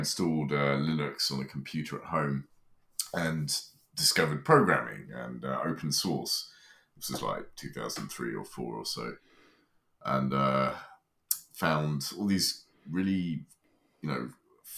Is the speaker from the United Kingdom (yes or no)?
yes; United Kingdom; moved away; I grew up in Britain, but no longer live there